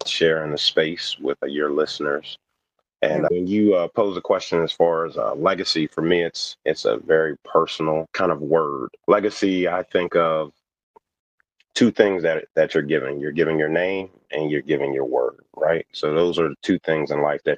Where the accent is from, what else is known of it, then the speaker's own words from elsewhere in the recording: New Jersey, United States; moved away as an adult; also born or lived in Delaware / West Virginia; I grew up born in Delaware, grew up in New Jersey, but then I went to school in West Virginia